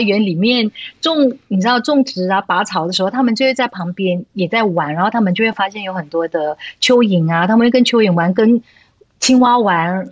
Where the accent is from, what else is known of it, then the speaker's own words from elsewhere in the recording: Malaysia; moved away as an adult; also born or lived in Hong Kong; 最后我就决定带他离开香港，搬回来我的家，像马来西亚